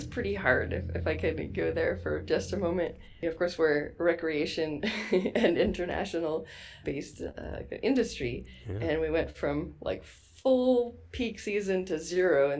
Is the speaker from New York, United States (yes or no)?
yes; New York City, New York, United States; moved away as an adult; also born or lived in Pacific Northwest / Baja California, Mexico; I grew up around New York City and went to summer camp in the Adirondacks